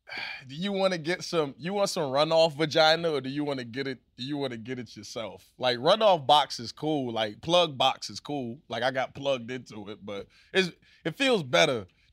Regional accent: the South, United States; I got skills, baby. I'm from the South.

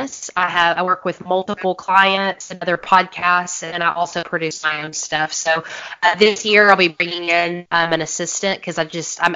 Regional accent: Augusta, Georgia, United States; We are close to the Masters golf course

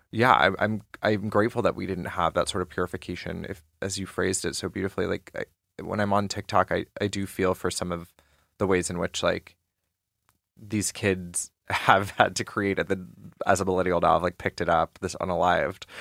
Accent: Georgia, United States; moved away; also born or lived in New York; growing up in Georgia

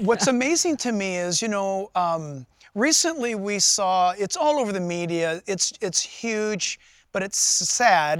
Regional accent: San Diego, California, United States; moved away; also born or lived in Orange County, California; I was born in San Diego and migrated this far north to Orange County area.

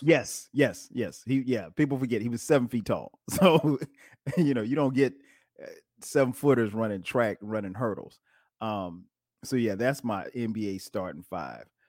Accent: Detroit, Michigan, United States; we're from the Midwest, Detroit, from the D.

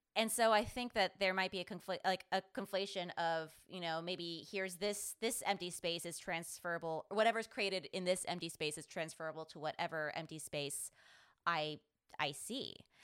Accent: San Jose, California, United States; The dance studio I grew up in San Jose, actually, one of the studios used to be a Victorian-era pool.

